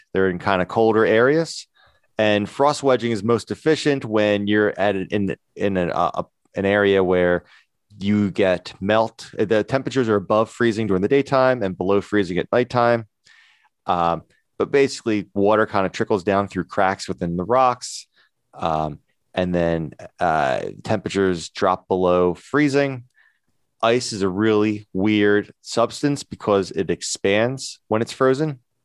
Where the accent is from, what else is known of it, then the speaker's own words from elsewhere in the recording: near the Appalachian Mountains, United States; we grew up near the Appalachian Mountains